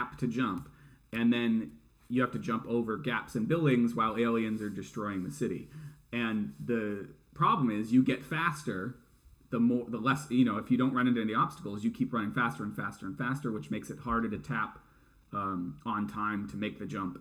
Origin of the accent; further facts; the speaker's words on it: New England, United States; us New Englanders